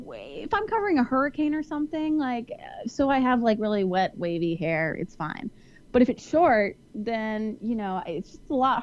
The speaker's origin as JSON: {"language": "English", "town": "Houston", "region": "Texas", "country": "United States", "said": "I'm from Houston, so I know humidity."}